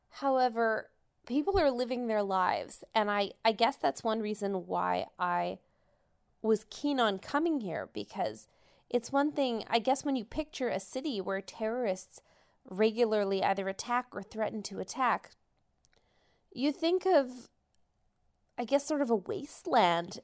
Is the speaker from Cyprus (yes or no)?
no; Canada; I'm from Canada and I came.